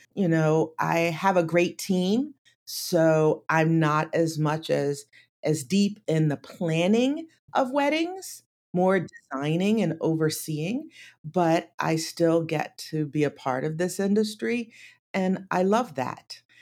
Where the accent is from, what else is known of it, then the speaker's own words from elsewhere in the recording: Atlantic City, New Jersey, United States; I grew up in Atlantic City